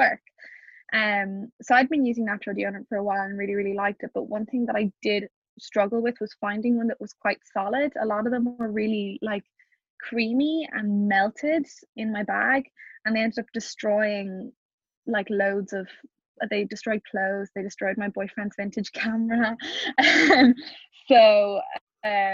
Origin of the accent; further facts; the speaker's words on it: Ireland; being Irish